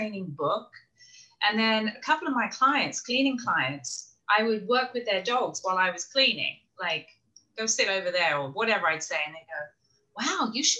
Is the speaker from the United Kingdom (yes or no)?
yes; England, United Kingdom; moved away as an adult; also born or lived in Orlando, Florida; now in South Carolina, United States; I'm from England originally